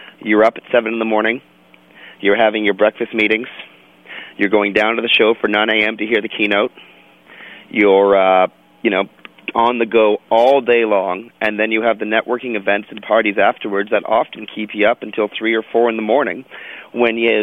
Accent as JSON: {"language": "English", "country": "Canada", "said": "I'm a Canadian"}